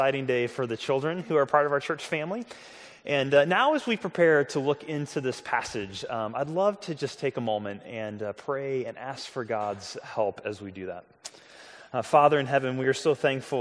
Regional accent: St. Louis, Missouri, United States; the Kirkwood Public Library where I grew up in St. Louis

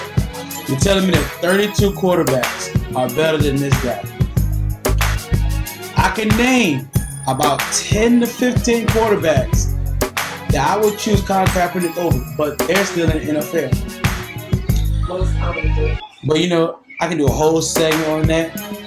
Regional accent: Newport News, Virginia, United States; This man right here is from Virginia. More specific, I'm from Newport News, Virginia.

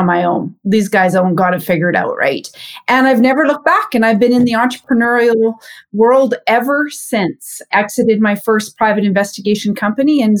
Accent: a small town in Saskatchewan, Canada; I'm from Canada, born and raised in a small town in Saskatchewan to entrepreneurial parents

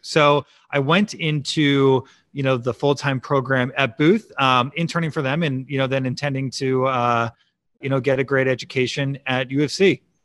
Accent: Chicago, Illinois, United States; also born or lived in Champaign, Illinois / Austin, Texas; I grew up in the suburbs of Chicago in a big Italian family

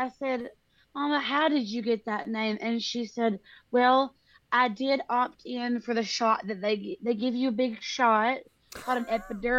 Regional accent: California, United States; Okay, have you heard of California?

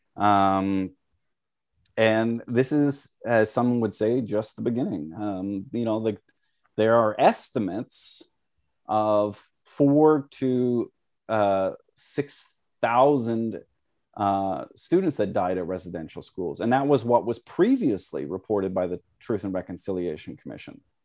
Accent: Canada; I am a first generation Canadian

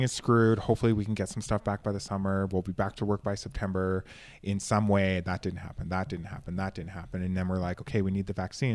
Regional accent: Canada; I come from Canada

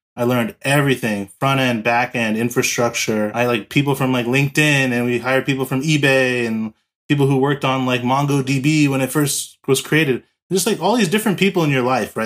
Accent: Los Angeles, California, United States; also born or lived in San Diego; I'm from Los Angeles, California. Born and raised here in California

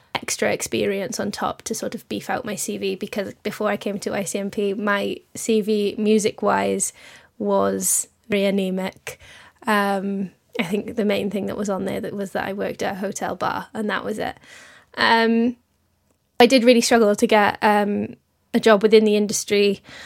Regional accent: Wales, United Kingdom; moved away as an adult; also born or lived in London; I'm originally from Wales, and I moved to London, obviously, to come to I C M P

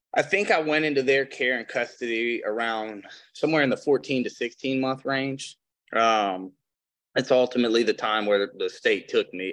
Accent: Flint, Michigan, United States; also born or lived in Detroit, Michigan; I was born in Flint

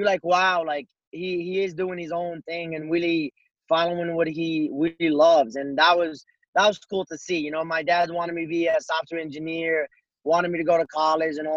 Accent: Morocco; also born or lived in Colorado; now in United States; being in the United States and growing up in Morocco

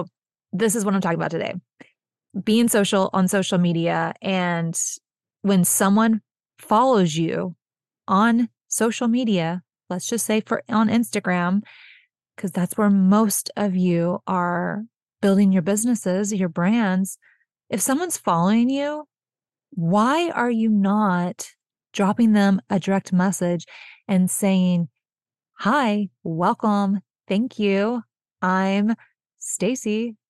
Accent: Texas, United States; I'm originally from Texas. I grew up here. I've lived in a few different places, but I'm Texas born and raised.

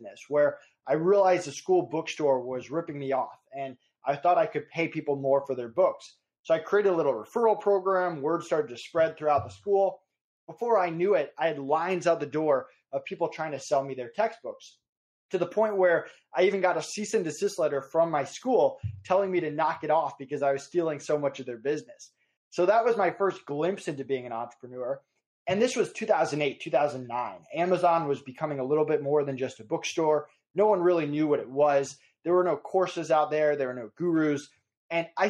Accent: Massachusetts, United States; also born or lived in Stamford, Connecticut; now in Florida, United States; I'm from Massachusetts originally, but if you go down my parents' street in Massachusetts, you're in Connecticut. So I was right on the border

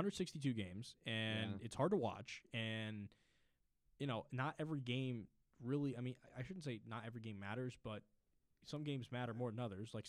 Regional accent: Connecticut, United States; I'm from Connecticut.

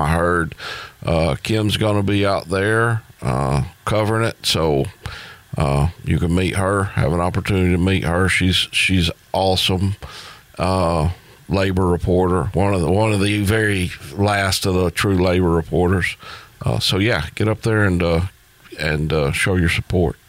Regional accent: United States; being an American

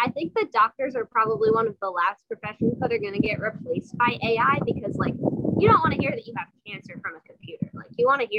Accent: New York, United States; I'm from New York.

